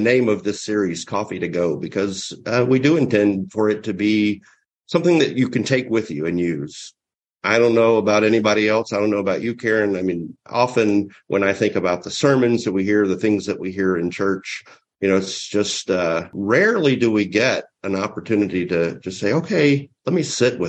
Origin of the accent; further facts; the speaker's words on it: the South, United States; I grew up in the South, and our church was taboo, and all of my friends were Southern Baptists.